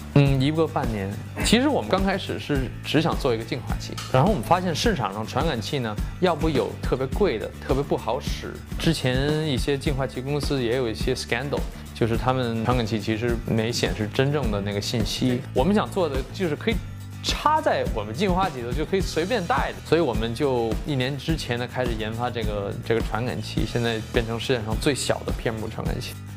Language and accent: Chinese; Beijing, China; now in California, United States; 我在北京出生，我在北京有很多亲戚，我每年会回去探亲